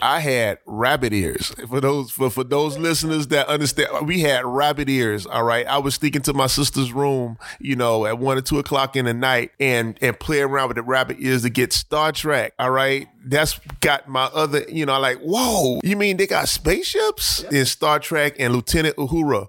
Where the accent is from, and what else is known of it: Miami, Florida, United States; born or raised there